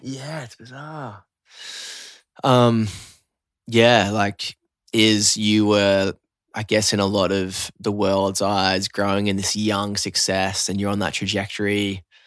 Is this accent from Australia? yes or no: yes; Newcastle, New South Wales, Australia; now in Byron Bay, Australia; I grew up in Newey